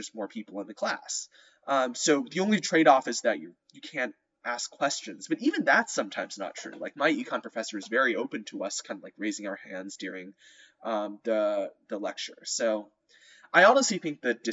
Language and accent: English; Texas, United States; I'm from Texas, that's my state school